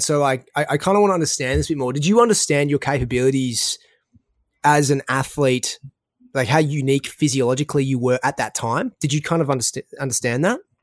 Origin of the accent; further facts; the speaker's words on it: Australia; accent: Australian; my Australian accent